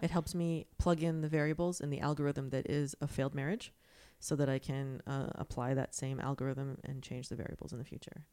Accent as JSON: {"language": "English", "region": "Florida", "country": "United States", "moved": "yes", "said": "I'm from Florida"}